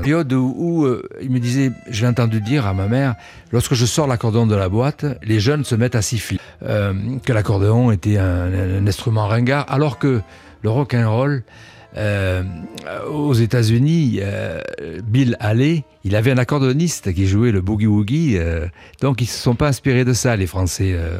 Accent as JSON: {"language": "French", "town": "Cannes", "region": "Provence-Alpes-Côte d'Azur", "country": "France", "tie": "born or raised there", "also_born_or_lived": "Paris", "moved": "as an adult", "lives_now": "Nice, France", "said": "je suis né à Cannes, euh, mais j'ai vécu 20 ans euh, dans la région. Et je suis monté à Paris à partir des années 70"}